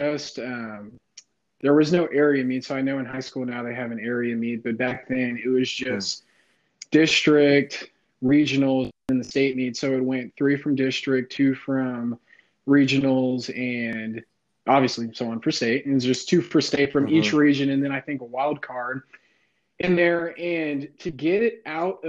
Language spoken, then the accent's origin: English; Missouri City, Texas, United States; also born or lived in Houston, Texas / Valparaiso, Indiana; I was born and raised in Houston, Texas, and I spent most of my time in Missouri City, which is one of the suburbs.